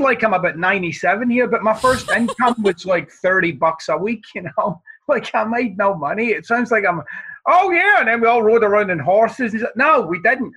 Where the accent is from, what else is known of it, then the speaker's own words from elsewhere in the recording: Glasgow, Scotland, United Kingdom; moved away; I'm from the East End of Glasgow